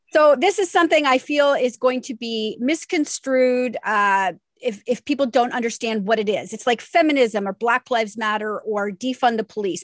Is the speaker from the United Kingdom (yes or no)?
no; Canada; we're Canadian